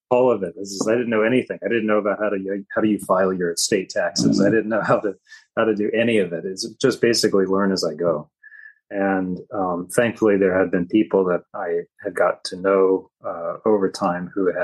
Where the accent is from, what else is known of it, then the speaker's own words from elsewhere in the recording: Virginia, United States; moved away as an adult; now in Kauai, United States; I'm originally from Virginia myself